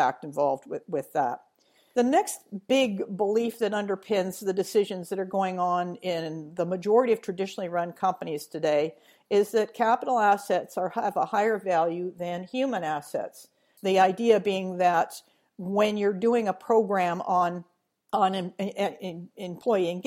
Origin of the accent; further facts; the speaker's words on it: Edmonton, Alberta, Canada; moved away; my hometown of Edmonton